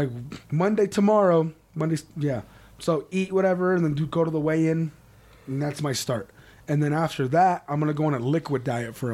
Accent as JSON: {"language": "English", "town": "Las Vegas", "region": "Nevada", "country": "United States", "said": "We're from Vegas"}